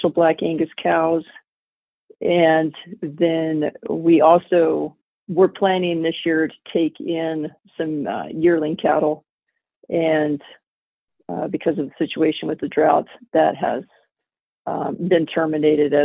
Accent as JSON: {"language": "English", "region": "Southwest Colorado", "country": "United States", "tie": "born or raised there", "also_born_or_lived": "Idaho", "moved": "as an adult", "lives_now": "Hyannis, Nebraska, United States", "said": "I was an ag teacher in Southwest Colorado. That's where I grew up and raised my daughters"}